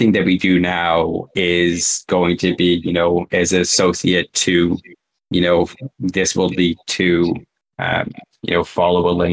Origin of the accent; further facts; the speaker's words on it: Canada; I'm also Canadian